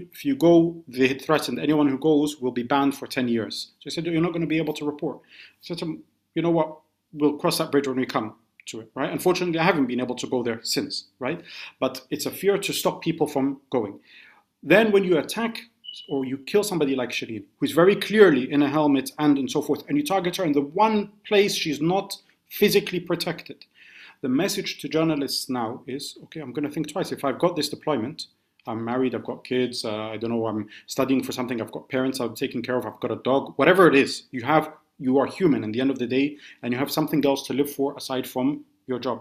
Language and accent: English; London, United Kingdom; also born or lived in Scotland; as an Arab growing up in the UK, born in Scotland, I grew up in London